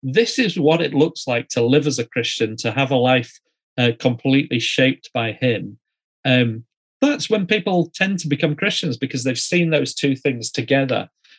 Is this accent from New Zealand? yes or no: yes; New Zealand; I often say to people, I'm from New Zealand, and people around the world say, oh, Lord of the Rings.